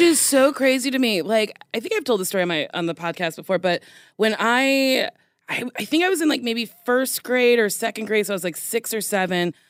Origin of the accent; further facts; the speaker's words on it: United States; accent: American; I have a very bad American accent